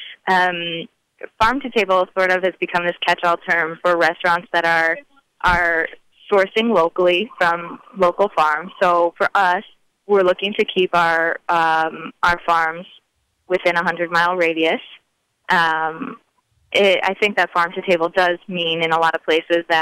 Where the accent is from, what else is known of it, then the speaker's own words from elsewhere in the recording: Wisconsin, United States; I'm from Wisconsin, a very, very small town in Wisconsin, actually. And I grew up with a, you know, traditional non-Jewish family